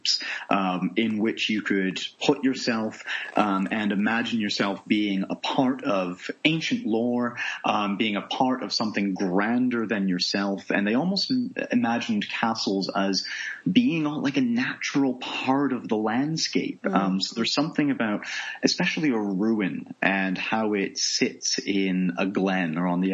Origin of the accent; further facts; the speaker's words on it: Toronto, Ontario, Canada; moved away as an adult; also born or lived in Nova Scotia / Edinburgh, Scotland; now in Scotland; I'm originally from Canada, born in Nova Scotia in the East Coast. I grew up for most of my life in the suburbs around Toronto, so the greater Toronto area